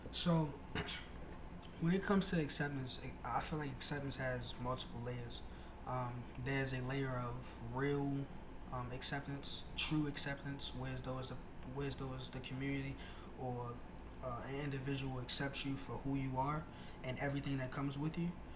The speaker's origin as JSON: {"language": "English", "town": "Baltimore", "region": "Maryland", "country": "United States", "said": "I am originally from Baltimore, Maryland, uh, South Baltimore to be specific"}